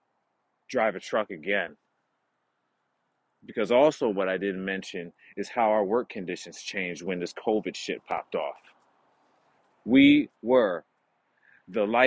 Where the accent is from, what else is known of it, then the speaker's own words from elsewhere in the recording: United States; now in Canada; I am an American citizen.